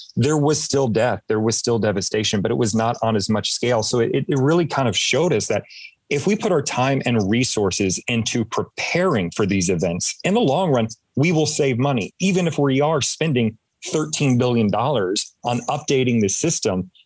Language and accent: English; Atlanta, Georgia, United States; growing up in Metro Atlanta during the time that I did